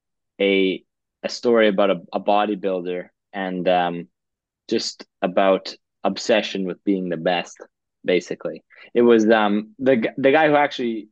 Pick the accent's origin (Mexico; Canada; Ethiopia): Canada; Calgary, Alberta; moved away as an adult; now in Vancouver, Canada; I'm from Calgary, but I'm living in Vancouver right now